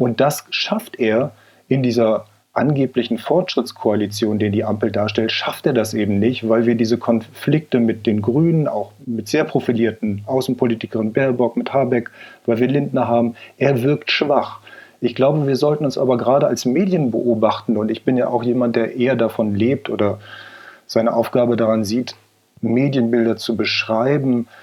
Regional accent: a village in Cloppenburg district, Lower Saxony, Germany; das ist ein kleines Dorf in Niedersachsen im Landkreis Kloppenburg

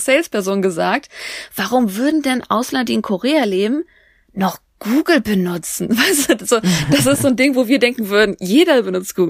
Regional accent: Germany; wir Deutschen

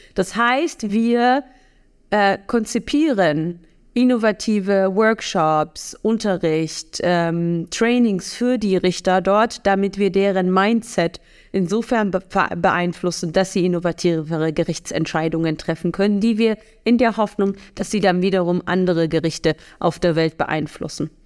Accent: Germany; bei uns in Deutschland

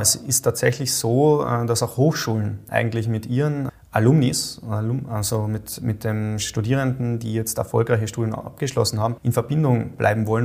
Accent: Austria; als Österreicher

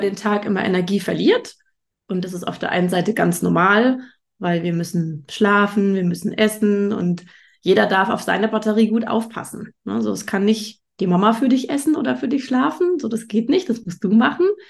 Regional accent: Germany; bei uns in Deutschland

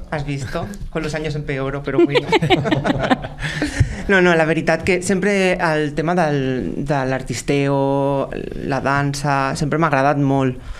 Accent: Tarragona, Catalonia, Spain; Jo sóc un drac de Tarragona

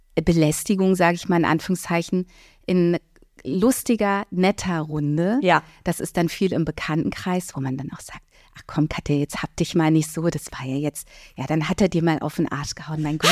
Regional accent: Berlin, Germany; ich bin in Berlin-Mitte aufgewachsen

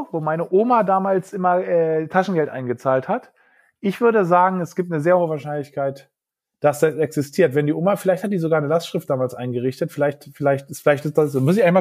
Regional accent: Berlin, Germany; Also Berlin ist natürlich sozusagen meine Heimat, also meine Familie, wo noch meine Eltern dergleichen

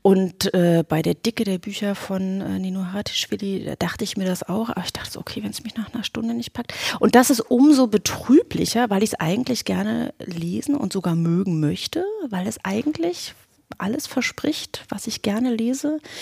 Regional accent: the East, eastern Germany, Germany; now in Berlin, Germany; ich bin aus dem Osten

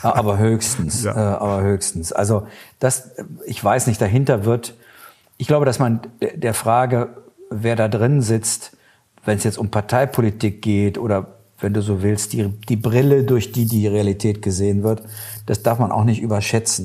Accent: Germany; wir als Deutsche

